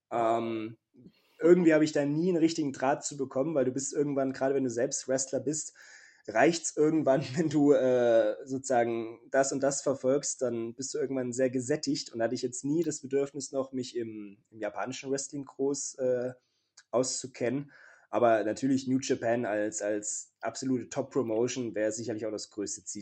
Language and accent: German; Leipzig, Saxony, Germany; Leipzig, meine Heimatstadt.